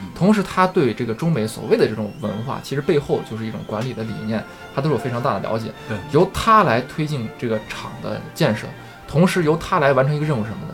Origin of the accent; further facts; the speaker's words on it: China; 我们中国人，呃，这话说得有点绝对啊，就是，嗯。呃，像我一样的这种普通的中国的打工仔